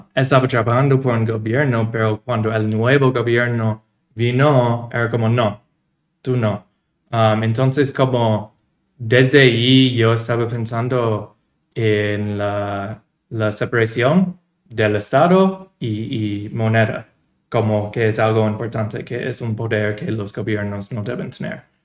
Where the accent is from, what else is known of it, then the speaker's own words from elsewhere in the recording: New York, United States; Spanish is a second language; moved away as an adult; also born or lived in Ecuador / Nicaragua; now in El Salvador; yo soy de Nueva York